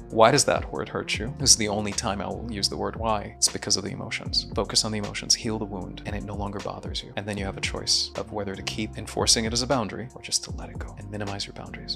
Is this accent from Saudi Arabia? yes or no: yes; Jeddah, Makkah Province, Saudi Arabia; also born or lived in Syria; all the way from kindergarten to medical school to working in an addiction hospital for seven years, everything was in Jeddah, Saudi Arabia